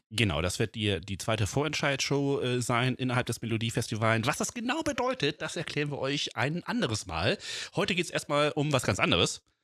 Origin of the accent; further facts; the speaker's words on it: Flensburg, Schleswig-Holstein, Germany; ich bin halt auch in Flensburg geboren, Dänemark ganz nah dran.